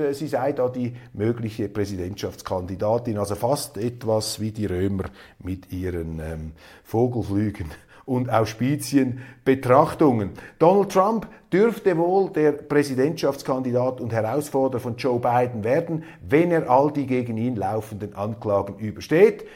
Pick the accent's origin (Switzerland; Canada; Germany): Switzerland; als Schweizer